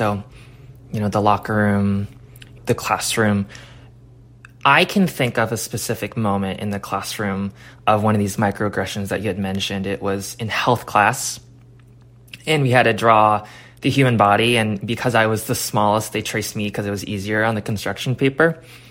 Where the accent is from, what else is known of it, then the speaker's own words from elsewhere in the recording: Olympia, Washington, United States; I grew up in Olympia.